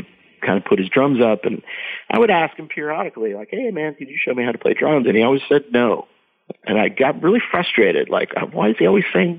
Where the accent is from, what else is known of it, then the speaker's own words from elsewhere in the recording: Scranton, Pennsylvania, United States; I grew up in Eastern Pennsylvania, kind of outside of Scranton